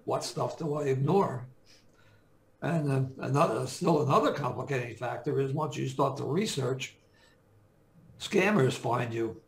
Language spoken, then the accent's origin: English; Jersey City, New Jersey, United States; I grew up, I was born and raised in Jersey City